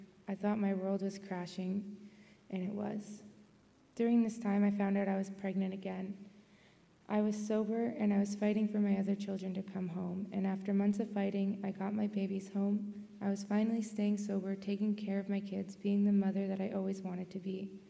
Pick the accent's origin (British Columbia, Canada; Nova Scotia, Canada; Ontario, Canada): Ontario, Canada; Fort Erie; born there; And I was born in Fort Erie, Ontario.